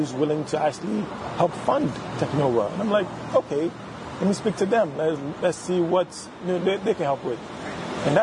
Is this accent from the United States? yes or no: no; Ghana; the Ghanaian side